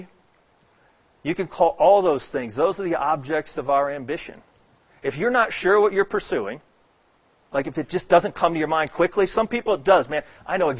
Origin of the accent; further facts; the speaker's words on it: Dallas, Texas, United States; also born or lived in Atlanta, Georgia; now in Houston, United States; I grew up in Texas, in Dallas, Texas.